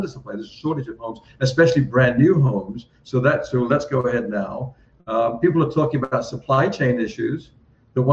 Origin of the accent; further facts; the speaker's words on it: England, United Kingdom; I'm from England